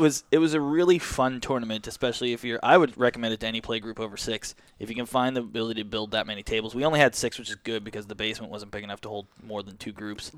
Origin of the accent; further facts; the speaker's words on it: Canada; We're Canadian